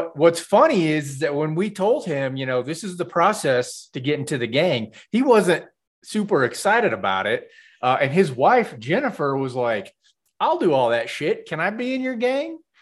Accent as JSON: {"language": "English", "region": "Kansas", "country": "United States", "moved": "yes", "said": "I'm from Kansas"}